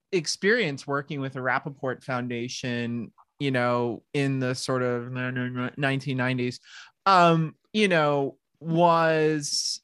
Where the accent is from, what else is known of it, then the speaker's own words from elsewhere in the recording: Long Island, New York, United States; moved away; I have family that I grew up with out on Long Island